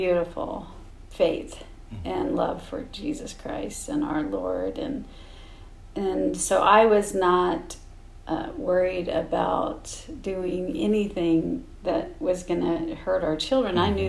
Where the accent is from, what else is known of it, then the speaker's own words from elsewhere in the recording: Great Bend, Kansas, United States; now in Salina, United States; I grew up in Great Bend, Kansas. From childhood, I was a Baptist. My mother and father were both Baptists. And we went to the First Southern Baptist Church